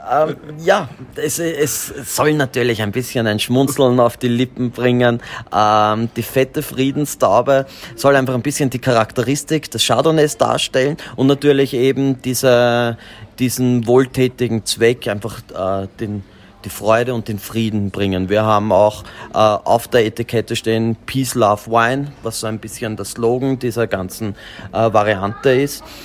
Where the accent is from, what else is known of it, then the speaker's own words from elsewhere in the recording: Austria; bei uns in Österreich